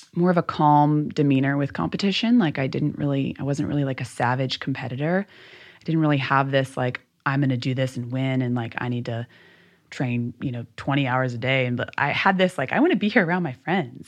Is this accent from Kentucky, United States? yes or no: yes; Louisville, Kentucky, United States; the society that I grew up in in Louisville was very much you should be very grateful for what you have